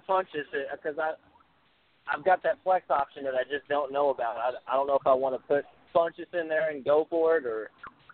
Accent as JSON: {"language": "English", "town": "Rolla", "region": "Missouri", "country": "United States", "said": "I'm from Rolla, Missouri"}